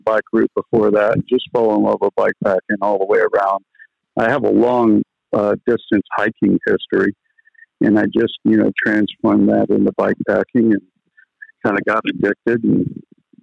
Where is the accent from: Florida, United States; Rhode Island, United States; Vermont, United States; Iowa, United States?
Florida, United States; Tarpon Springs; I was born in Tarpon Springs, Florida, but I spent about better part of a decade or so in the Florida Keys